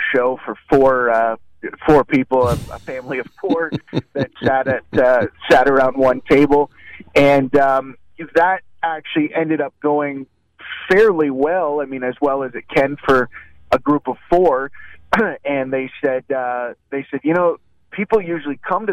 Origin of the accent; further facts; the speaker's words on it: Canada; I'm from Canada